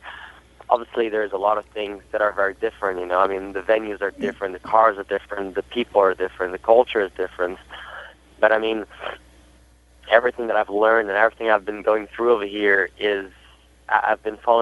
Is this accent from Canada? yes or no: no; Brazil; first language Portuguese; English is a second language; also born or lived in Germany; now in United States; I know I wasn't even born in Brazil, to be honest. I was born in Germany, but my culture is pretty Brazilian. I was brought up in Brazil from my father, and it's my first language